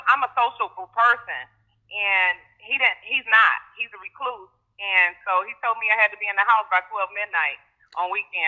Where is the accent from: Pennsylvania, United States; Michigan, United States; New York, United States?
Michigan, United States; Detroit; I'm from Detroit.